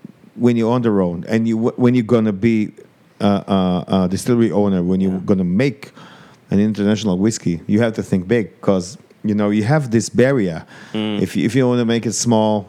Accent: Tel Aviv, Tel Aviv District, Israel; First of all, we're from Tel Aviv

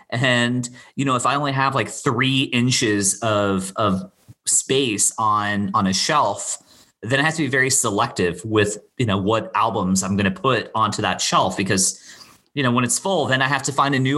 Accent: Bermuda; also born or lived in Florida, United States; all three of those take me back to a very specific time growing up in Bermuda, you know, and I've spent I probably spent the same amount or close to the same amount of time in Bermuda as I did Florida.

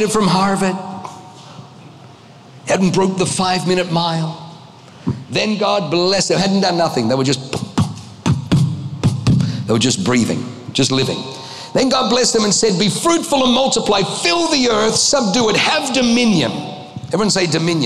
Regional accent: Australia; also born or lived in Germany; I was born in Germany, grew up in Australia

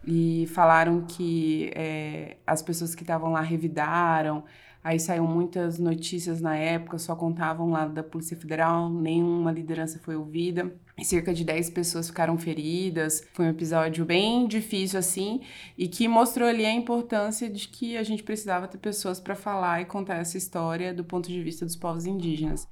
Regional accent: Barra do Bugres, Mato Grosso, Brazil; now in Cuiabá, Brazil; O posto Fraternidade foi onde eu fui criada ali, eu nasci

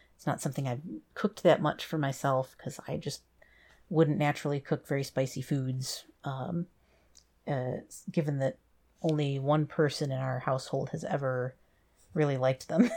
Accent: United States; being an American

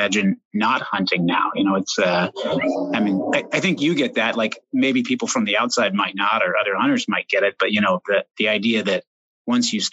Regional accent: Oregon, United States; I grew up in Oregon, still live here

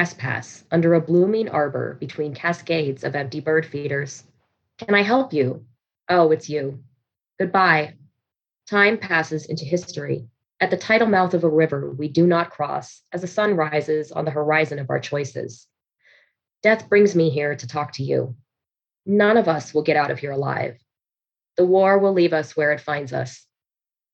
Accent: Reno, Nevada, United States; I'm from Reno, Nevada

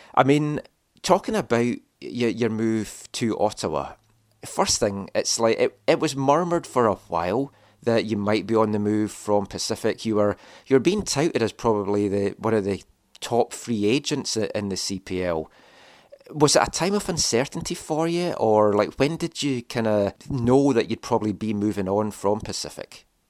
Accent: Scotland, United Kingdom; I'm from Scotland.

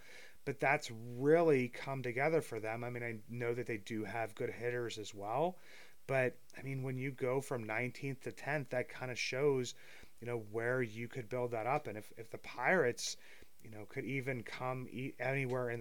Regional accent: Apollo, Pennsylvania, United States; I'm from Apollo, Pennsylvania.

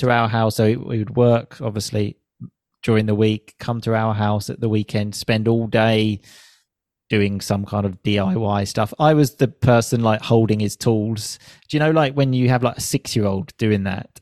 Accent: United Kingdom; I moved back to my home country, the U K

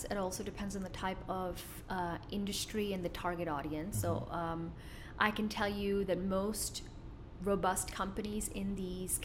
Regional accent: Kuwait; moved away as an adult; also born or lived in United States; I was born in Kuwait.

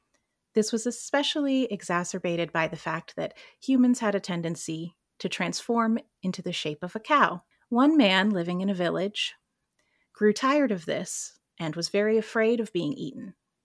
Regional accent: North Carolina, United States; moved away; I'm originally from North Carolina, where I grew up playing on the beach and traveling to the mountains with my environmental scientist mother.

